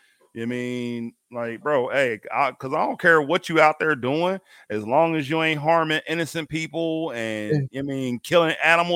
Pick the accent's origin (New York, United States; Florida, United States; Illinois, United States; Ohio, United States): Ohio, United States; Cincinnati; I am born and bred in Cincinnati, Ohio.